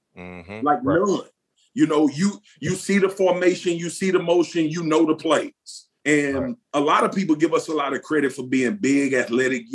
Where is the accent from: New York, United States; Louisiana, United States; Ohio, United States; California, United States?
Louisiana, United States; Baton Rouge; I grew up playing in South Baton Rouge for the South Baton Rouge Rams